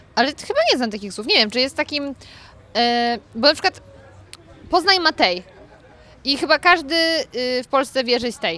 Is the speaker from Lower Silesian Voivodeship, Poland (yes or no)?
yes; Lower Silesian Voivodeship, Poland; moved away as an adult; now in Warsaw, Poland; pochodzę z Dolnego Śląska